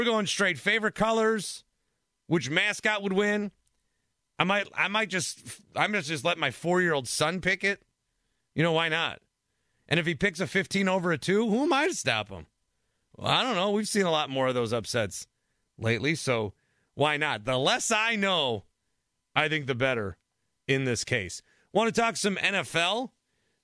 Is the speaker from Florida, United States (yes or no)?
no; Milwaukee, Wisconsin, United States; I am from Milwaukee